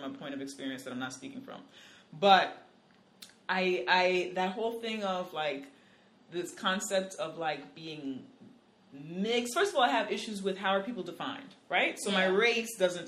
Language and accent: English; New York City, New York, United States; I'm from the fucking Bronx